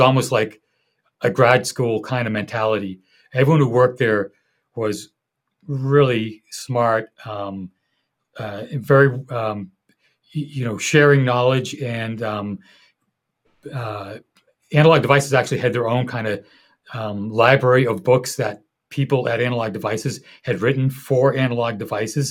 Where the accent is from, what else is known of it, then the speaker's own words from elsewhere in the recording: Boston, Massachusetts, United States; I'm from Boston